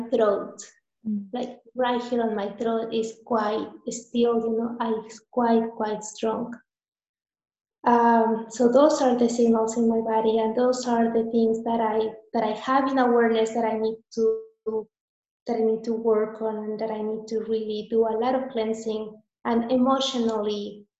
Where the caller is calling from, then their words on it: San Marcos, Texas, United States; I'm calling from San Marcos, Texas, the south of the U.S., like 4 hours away from the border of Mexico.